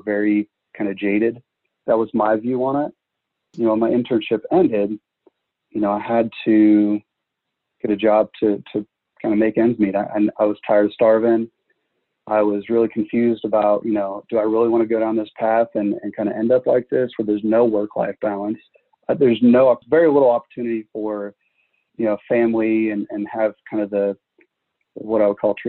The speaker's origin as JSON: {"language": "English", "town": "Springfield", "region": "Illinois", "country": "United States", "tie": "born or raised there", "moved": "as an adult", "lives_now": "Nashville, United States", "said": "I grew up in Central Illinois. I grew up around the Springfield area"}